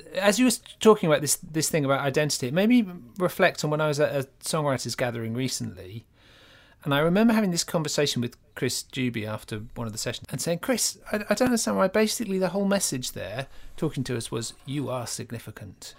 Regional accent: Norfolk, East of England, United Kingdom; moved away; When I grew up in Norfolk

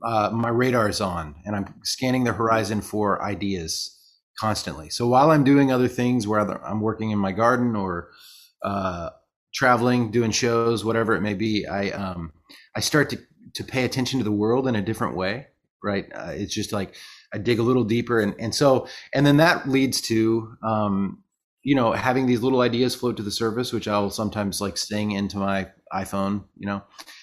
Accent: New Zealand; now in Nashville, United States; Like, I'm a Kiwi. I love England, and this is the one time of year that I'm not pining to go over there.

